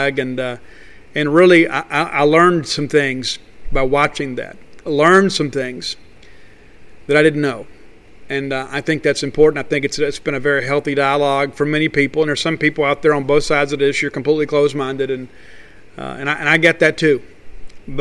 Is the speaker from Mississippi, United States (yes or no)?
yes; Mississippi, United States; I grew up in Mississippi too, and I think part of the rite of passage of growing up in the Magnolia State is we have this chip on our shoulder